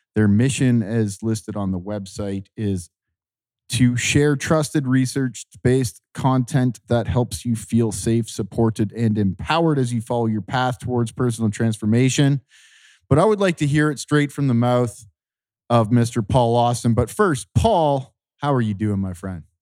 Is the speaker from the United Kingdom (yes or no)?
no; Ontario, Canada; I grew up near the Great Lakes. I grew up in Ontario